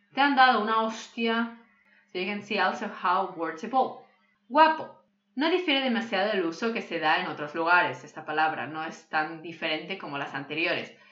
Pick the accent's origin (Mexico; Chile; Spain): Spain; Catalonia; first language Catalan; Spanish is a second language; Cataluña, de donde soy yo